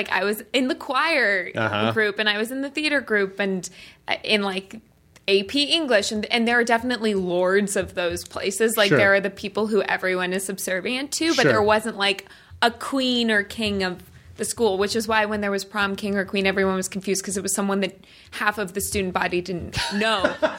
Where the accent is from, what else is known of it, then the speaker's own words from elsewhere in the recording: Colorado, United States; I'm from Colorado, so I know what you mean. But Colorado, even the winter there is so benign.